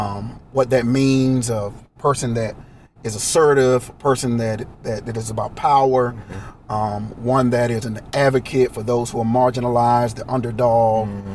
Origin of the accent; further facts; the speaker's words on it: Eastern North Carolina, United States; moved away as an adult; now in Richmond, United States; However, I am from Eastern North Carolina. Can you hear the accent?